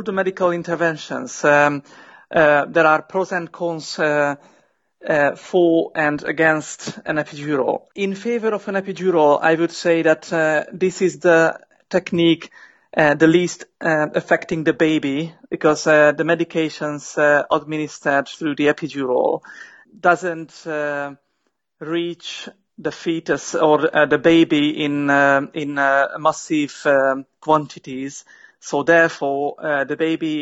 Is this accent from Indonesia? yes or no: no; Hungary; moved away as an adult; now in United Kingdom; I am from Hungary originally, and I came to the UK in 2010, 7 years ago.